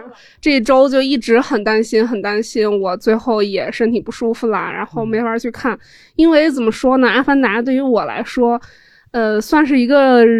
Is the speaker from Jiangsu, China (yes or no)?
no; Shandong, China; moved away; also born or lived in Beijing; 因为我是山东人嘛